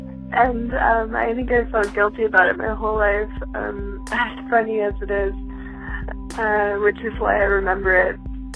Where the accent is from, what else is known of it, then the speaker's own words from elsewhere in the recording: Bridgeport, Connecticut, United States; born there; My first memory is of looking around the loft apartment that I was born in Bridgeport